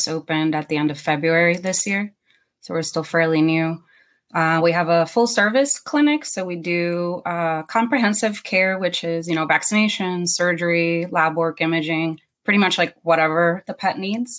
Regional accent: Puerto Rico; moved away as an adult; also born or lived in Iowa / St. Kitts / Florida; now in Lutz, United States; I actually was born and raised in Puerto Rico.

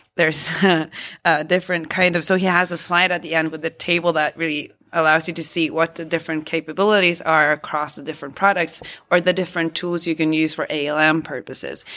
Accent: Norway

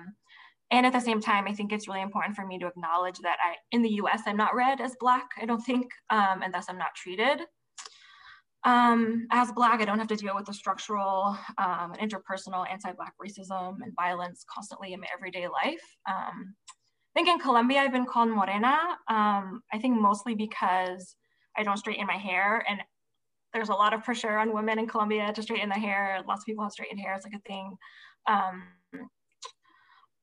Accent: Providence, Rhode Island, United States; I'm from Providence, Rhode Island

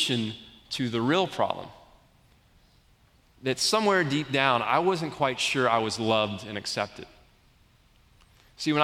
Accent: the South, United States; I grew up in the South, in the Bible Belt, in a Christian home

